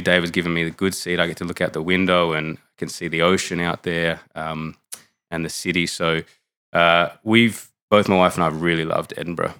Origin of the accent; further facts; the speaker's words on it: Canberra, Australian Capital Territory, Australia; moved away; I'm from Canberra originally, which is a very, uh, secular, um, part of Australia.